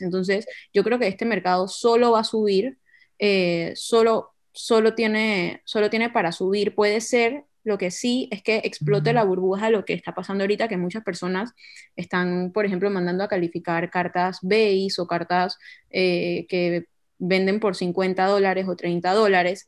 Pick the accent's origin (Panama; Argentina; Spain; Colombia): Panama; tengo 28 años, soy de Panamá